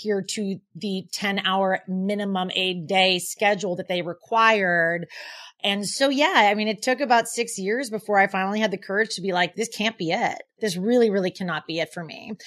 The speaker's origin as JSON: {"language": "English", "town": "Portland", "region": "Oregon", "country": "United States", "also_born_or_lived": "San Francisco", "moved": "as an adult", "lives_now": "New York City, United States", "said": "I'm from Portland, Oregon"}